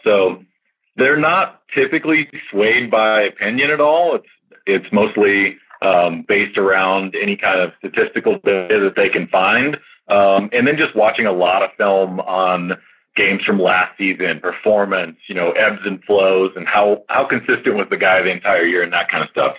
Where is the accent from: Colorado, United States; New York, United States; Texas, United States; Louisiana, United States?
Texas, United States; South; growing up in South Texas